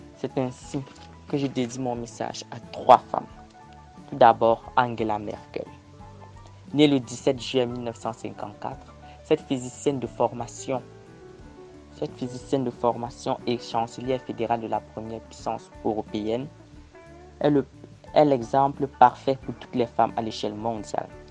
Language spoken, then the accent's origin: French; Cameroon; Je suis camerounais et étudiant à l'Université de Yaoundé